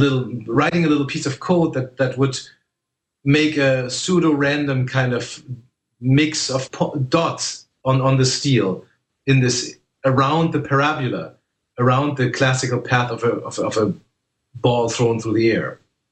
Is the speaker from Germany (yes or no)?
yes; Germany; I was one of the first people in my hometown in Germany who used a computer.